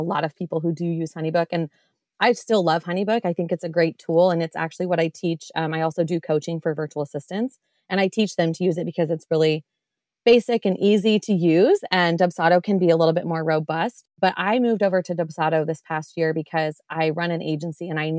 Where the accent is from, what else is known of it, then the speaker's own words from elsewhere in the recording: Iowa, United States; I am from Iowa